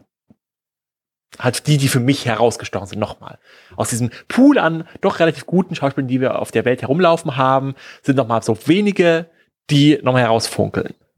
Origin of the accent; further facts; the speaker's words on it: Germany; wir als Deutsche